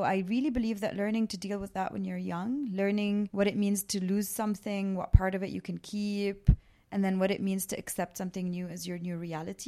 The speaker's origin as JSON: {"language": "English", "country": "Canada", "tie": "born or raised there", "also_born_or_lived": "Baabda, Lebanon", "said": "So I grew up between Lebanon and Canada. I was born in a town just off of Beirut called Babda."}